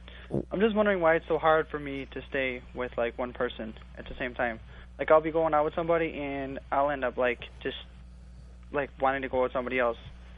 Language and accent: English; Chicago, Illinois, United States; you know I'm from Chicago, right?